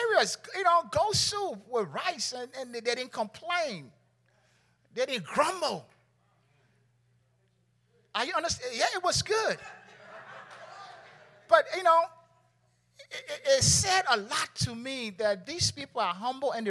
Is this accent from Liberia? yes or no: yes; Liberia; now in United States; I'm from Liberia, right? I went every now and then. But Bishop inspired me to go back to Liberia, my own country